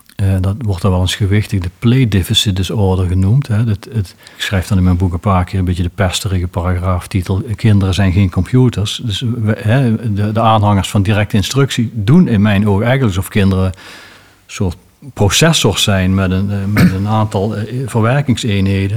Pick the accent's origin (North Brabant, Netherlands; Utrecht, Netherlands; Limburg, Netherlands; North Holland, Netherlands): Limburg, Netherlands; South; bij ons in Zuid-Limburg